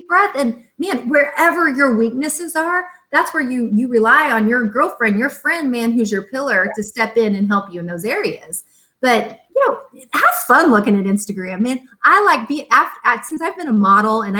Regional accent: Tonganoxie, Kansas, United States; we were raised in Tonganoxie, mm-hmm. small town Kansas

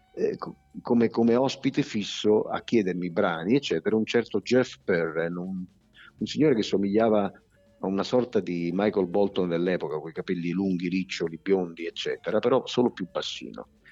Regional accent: Turin, Piedmont, Italy; also born or lived in southern Italy (home village of origin); mi trovavo a Torino perché da piccolo viviamo a Torino

